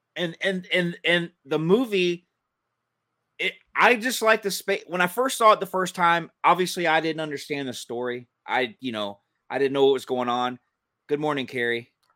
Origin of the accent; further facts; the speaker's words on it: Kennesaw, Georgia, United States; accent: southern; where I grew up in Kennesaw, where I was living and went to school